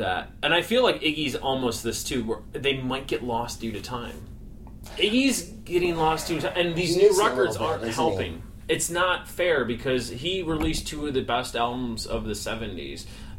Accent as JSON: {"language": "English", "town": "Chicago", "region": "Illinois", "country": "United States", "said": "I'm a nobody from Chicago."}